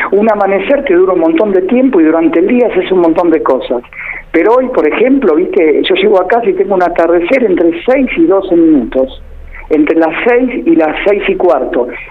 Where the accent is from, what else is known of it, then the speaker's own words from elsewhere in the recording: El Calafate, Santa Cruz, Argentina; moved away as an adult; now in Buenos Aires, Argentina; yo en realidad soy del Calafate, ¿está bien? Y toda mi vida la trabajé en el Calafate